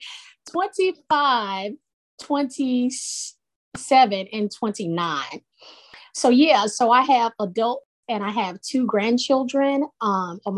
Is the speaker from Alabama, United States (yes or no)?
yes; Sumter County, West Alabama, United States; now in Jacksonville, United States; I am presently located in Jacksonville, Alabama, but I grew up in West Alabama, small town girl, poor county, Sumter County.